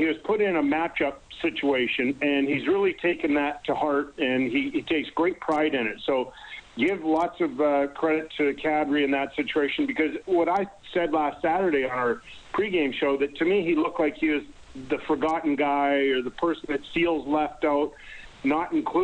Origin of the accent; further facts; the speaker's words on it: Winnipeg, Manitoba, Canada; I grew up in Elmwood